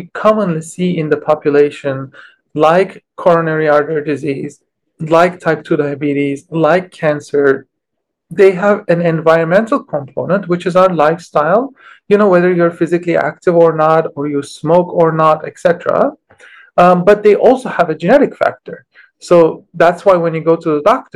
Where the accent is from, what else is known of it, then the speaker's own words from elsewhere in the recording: Istanbul, Turkey; moved away as an adult; I grew up in Istanbul